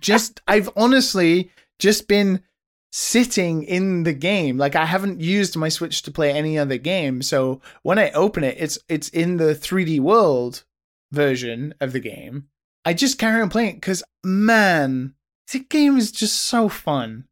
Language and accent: English; United Kingdom; as a British person